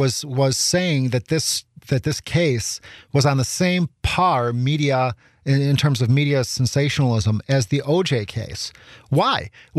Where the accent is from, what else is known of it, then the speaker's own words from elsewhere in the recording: Chicago, Illinois, United States; growing up on the South Side of Chicago, I understand it all too well